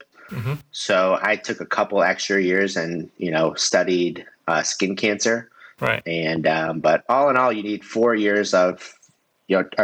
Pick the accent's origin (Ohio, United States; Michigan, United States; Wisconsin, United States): Michigan, United States; moved away as an adult; now in Florida, United States; I am from Michigan